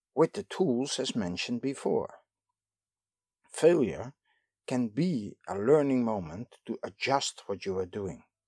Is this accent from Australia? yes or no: no; Netherlands; I am from the Netherlands